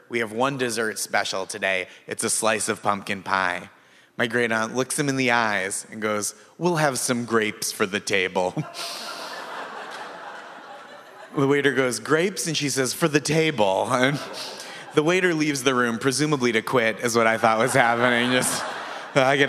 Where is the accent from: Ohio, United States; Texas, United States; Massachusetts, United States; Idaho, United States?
Massachusetts, United States; moved away; I grew up in Massachusetts